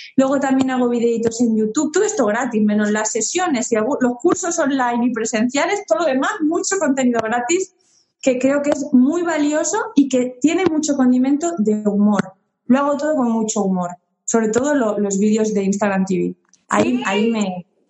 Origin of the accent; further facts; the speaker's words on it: Spain; moved away as an adult; also born or lived in Uruguay / France; yo he vivido mucho fuera de España, 15 años